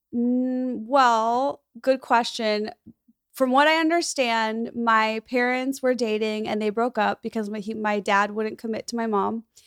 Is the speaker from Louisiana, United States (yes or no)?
no; Skokie, Illinois, United States; moved away as an adult; now in Los Angeles, United States; my hometown, Skokie, where I grew up, s, it's a suburb of Chicago